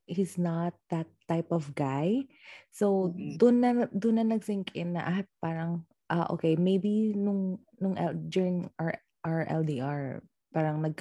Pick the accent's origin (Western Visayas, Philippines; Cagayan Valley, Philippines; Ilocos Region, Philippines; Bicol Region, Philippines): Western Visayas, Philippines; Iloilo City; also born or lived in Bacolod; I'm from Iloilo